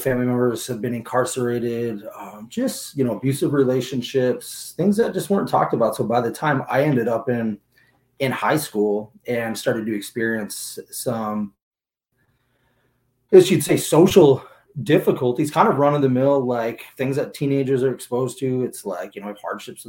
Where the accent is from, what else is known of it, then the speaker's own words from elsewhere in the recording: Agawam, Massachusetts, United States; now in Seattle, United States; I am originally from Western Massachusetts, a little place called Agawam. Grew up out there